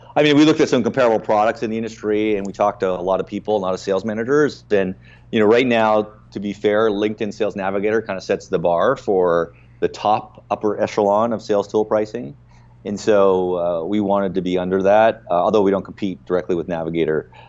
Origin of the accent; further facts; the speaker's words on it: Canada; as a Canadian founder